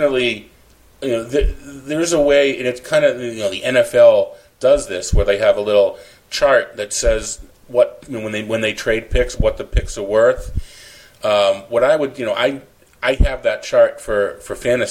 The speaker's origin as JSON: {"language": "English", "town": "Boston", "region": "Massachusetts", "country": "United States", "tie": "born or raised there", "moved": "yes", "lives_now": "Phoenix, United States", "said": "back to my hometown in Boston"}